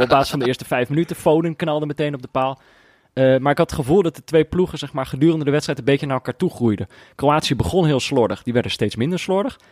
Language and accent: Dutch; Amsterdam, North Holland, Netherlands; In mijn geboortestad, op fietsafstand van mijn voordeur